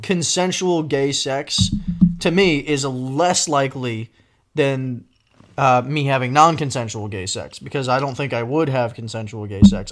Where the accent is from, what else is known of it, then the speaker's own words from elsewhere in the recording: Northeast, United States; I'm from the Northeast.